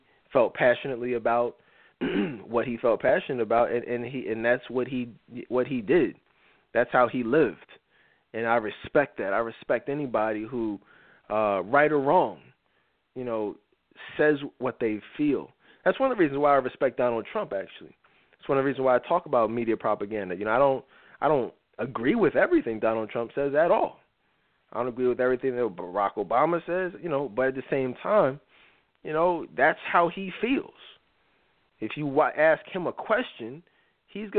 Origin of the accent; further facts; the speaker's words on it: Philadelphia, Pennsylvania, United States; I'm from Philly, so I'm a Sixers fan